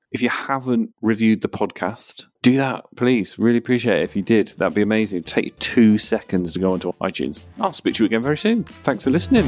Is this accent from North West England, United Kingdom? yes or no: no; Peterborough, East of England, United Kingdom; I'm from Peterborough as well